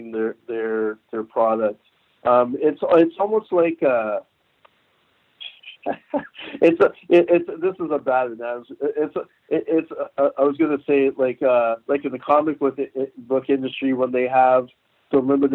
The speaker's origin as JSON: {"language": "English", "town": "Toronto", "region": "Ontario", "country": "Canada", "tie": "born or raised there", "also_born_or_lived": "St. Kitts", "lives_now": "Burlington, Canada", "said": "I grew up in Toronto"}